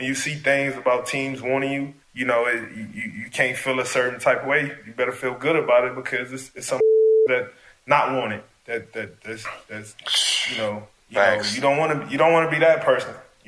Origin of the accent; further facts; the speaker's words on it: Los Angeles, California, United States; Especially me being from LA.